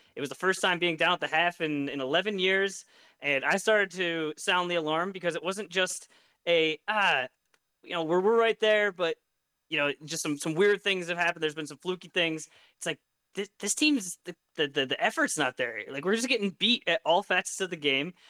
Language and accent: English; United States; as an American